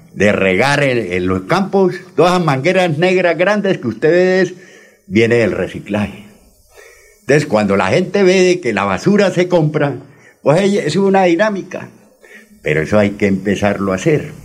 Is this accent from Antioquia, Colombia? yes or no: no; Barrancabermeja, Santander, Colombia; moved away as an adult; also born or lived in Charalá; now in Bucaramanga, Colombia; Yo soy un ciudadano charaleño, criado en Barranca, viví 30 años allá, 15 ahora nos regresamos a mi pueblo y 10 llevo aquí en Bucaramanga